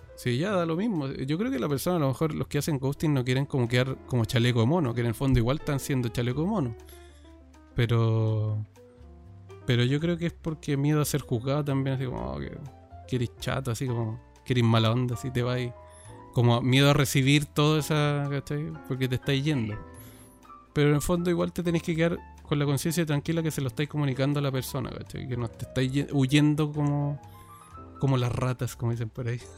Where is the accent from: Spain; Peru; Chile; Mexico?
Chile; acá en Chile, entonces también para, que la gente sepa que somos chilenos de Chile